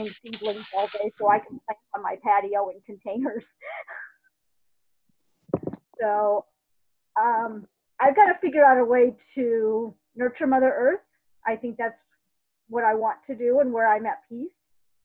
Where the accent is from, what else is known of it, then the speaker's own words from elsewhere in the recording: Midwest, United States; I'm from the Midwest